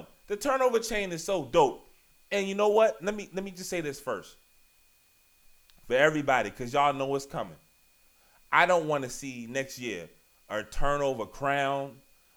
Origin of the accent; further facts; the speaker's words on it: Richmond, Virginia, United States; I was born in Richmond